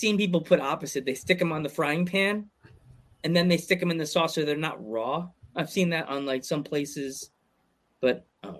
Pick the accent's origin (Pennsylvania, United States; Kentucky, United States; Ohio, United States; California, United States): Pennsylvania, United States; And I'm from Pennsylvania.